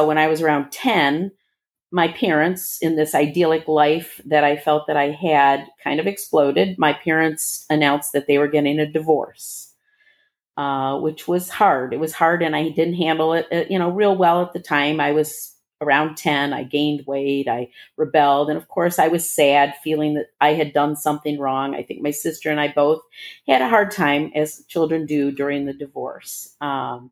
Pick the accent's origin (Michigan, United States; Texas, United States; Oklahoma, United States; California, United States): Michigan, United States; Bloomfield Hills; also born or lived in Detroit, Michigan / Dearborn, Michigan; I was born in Detroit, but in Dearborn, shortly thereafter moved to Bloomfield Hills, Michigan